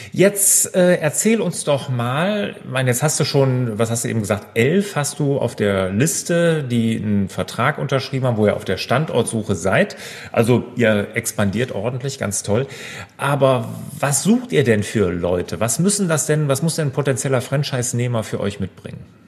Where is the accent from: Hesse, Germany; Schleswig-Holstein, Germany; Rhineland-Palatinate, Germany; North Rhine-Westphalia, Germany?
North Rhine-Westphalia, Germany; near Cologne; Jetzt komme ich ja hier äh, aus der Nähe von Köln